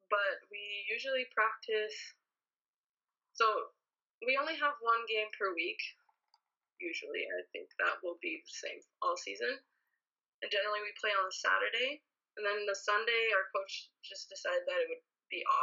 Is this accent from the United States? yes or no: no; Ottawa, Ontario, Canada; moved away as an adult; now in Austria; growing up in Ottawa, I never actually wanted to go to the University of Ottawa